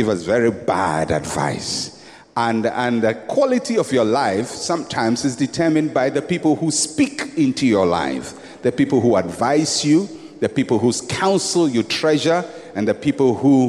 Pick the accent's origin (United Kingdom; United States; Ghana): Ghana; I'm a Ghanaian.